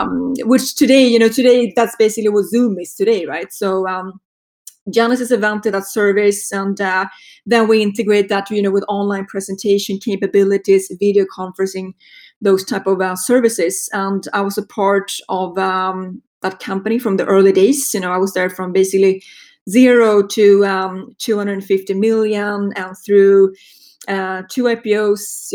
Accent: Sweden; accent: Swedish; moved away; if you're wondering about my accent, it's a Swedish accent. I grew up in Sweden

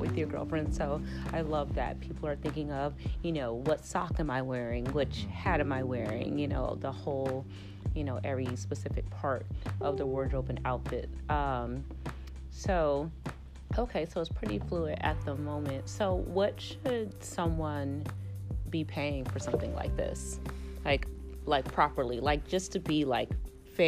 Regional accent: Chicago, Illinois, United States; now in Los Angeles, United States; I'm from Chicago

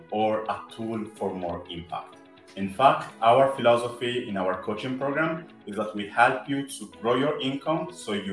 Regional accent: Italy; accent: Italian; English is a second language; I'm Afro Italian, as you might say from my accent

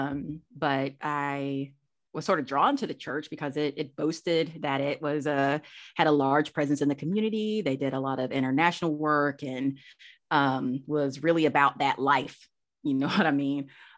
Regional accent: Monroe, Georgia, United States; I'm from Georgia. Grew up in a small town east of Atlanta, between Atlanta and Athens, Monroe

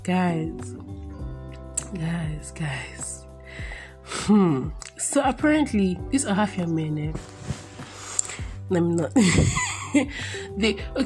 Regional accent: Nigeria; born or raised there

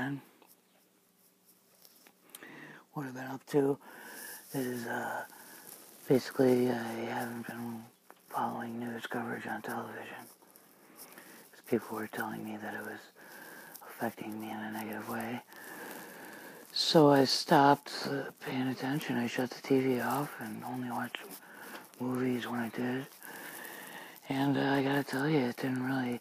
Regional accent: United States; here in America

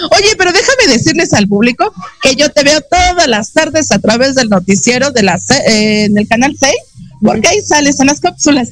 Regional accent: Mexico; nos identifica como mexicanos

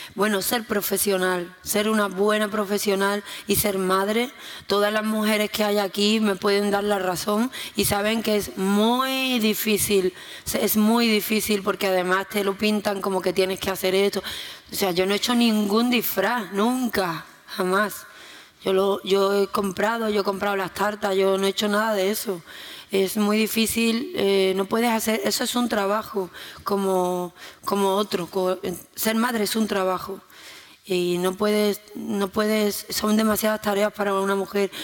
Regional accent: Jerez de la Frontera, Andalusia, Spain; Si yo nací en Jerez

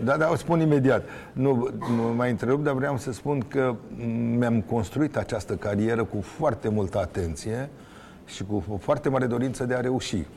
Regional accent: Romania; sunt un român

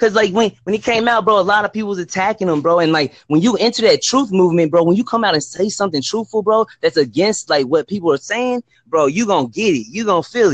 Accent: Texas, United States; also born or lived in Dallas; I'm from Texas

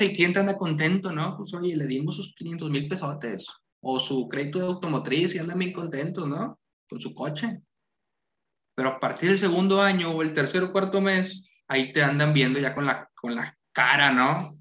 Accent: Santiago, Nuevo León, Mexico; soy de Santiago, del pueblo mágico

